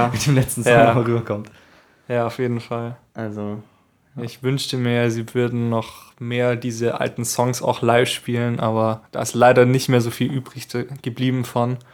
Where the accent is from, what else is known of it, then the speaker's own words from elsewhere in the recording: Baden-Württemberg, Germany; Nee, Baden-Württemberg.